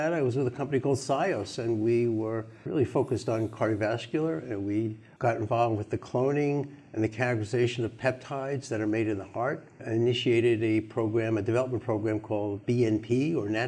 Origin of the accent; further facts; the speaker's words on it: New York, United States; I'm a New Yorker